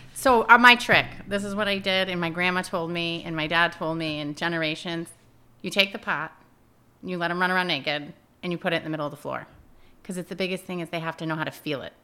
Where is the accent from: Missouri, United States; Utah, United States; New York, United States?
New York, United States; Peru; I grew up in Peru